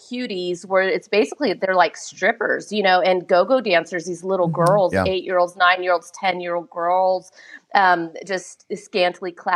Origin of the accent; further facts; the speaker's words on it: Southern California, United States; born and raised in Southern California